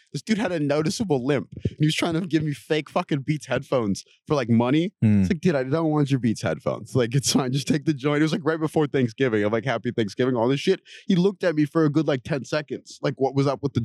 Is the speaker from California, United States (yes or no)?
yes; California, United States; I'm from California